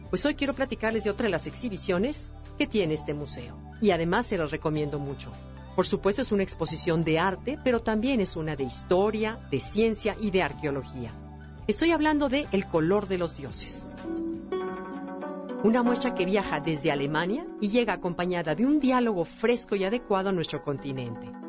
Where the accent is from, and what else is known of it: Mexico